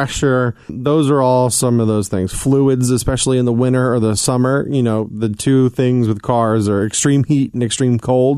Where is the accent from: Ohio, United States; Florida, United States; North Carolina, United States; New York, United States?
New York, United States; moved away; also born or lived in Atlanta; I'm from New York